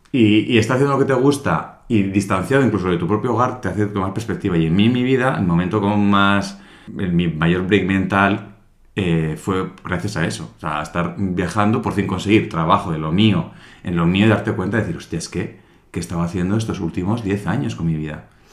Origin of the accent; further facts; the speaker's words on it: Santa Águeda, Soria, Castile and León, Spain; moved away; en mi pueblo pues de... En el pueblo de mm, Santa Águeda sabes de Soria